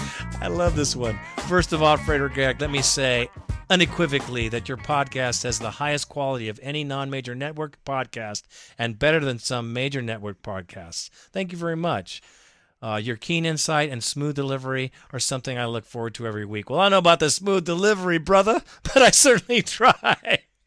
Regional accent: California, United States; For those of you who don't know, I was raised up in Southern California and used to watch the Raiders come down and kick Air Coryell in the ass every year.

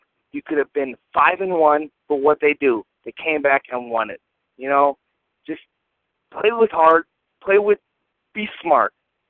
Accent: Oakland, California, United States; now in Rochester, United States; from Rochester, New York. I was actually originally from Oakland, California.

